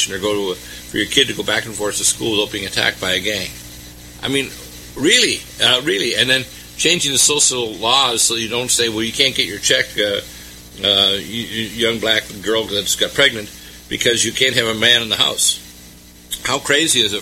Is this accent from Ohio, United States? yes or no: no; Detroit, Michigan, United States; I'm an American. I was born in Detroit.